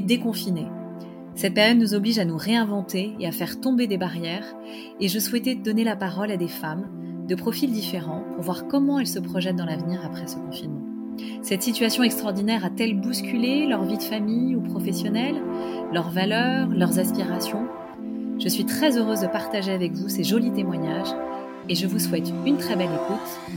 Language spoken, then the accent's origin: French; Paris, Île-de-France, France; je suis parisienne